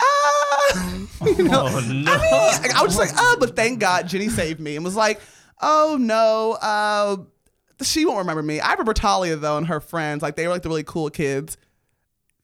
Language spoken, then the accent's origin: English; Los Angeles, California, United States; born and raised in Los Angeles.